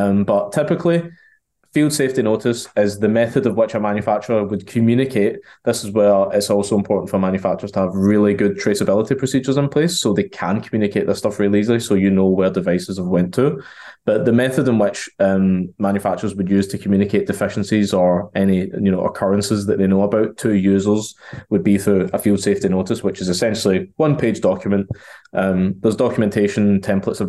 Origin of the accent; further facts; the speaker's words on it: Glasgow, Scotland, United Kingdom; now in Chester, United Kingdom; In the UK, based out of sunny Chester in the UK, but I'm from Glasgow, so that's the accent.